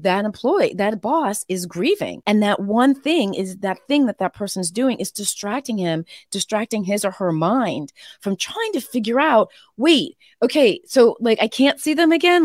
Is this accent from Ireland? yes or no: no; Connecticut, United States; also born or lived in Boston; Connecticut, from New England